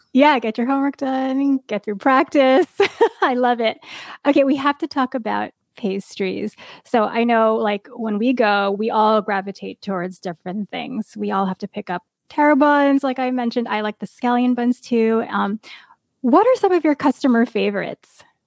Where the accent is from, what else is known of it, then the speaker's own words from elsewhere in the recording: East Coast, United States; moved away; I grew up in the East Coast